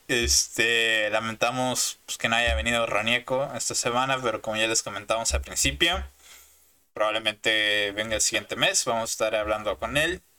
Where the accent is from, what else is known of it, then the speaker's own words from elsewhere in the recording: Mexico; y soy de México.